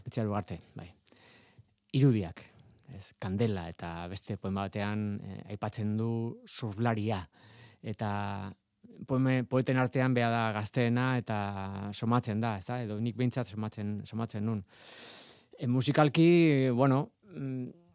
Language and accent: Basque; San Sebastián, Basque Country, Spain; ni donostiarra naiz